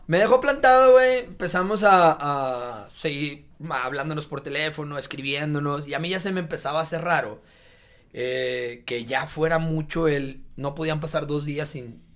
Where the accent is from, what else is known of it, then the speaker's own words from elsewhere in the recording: Monterrey, Nuevo León, Mexico; el sur de Monterrey, de donde yo soy de allá desde chiquito